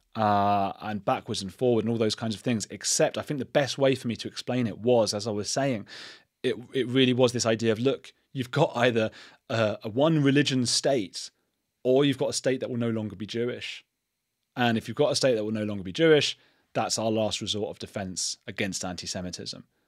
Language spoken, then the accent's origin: English; England, United Kingdom; I'm an English citizen. I've grown up English.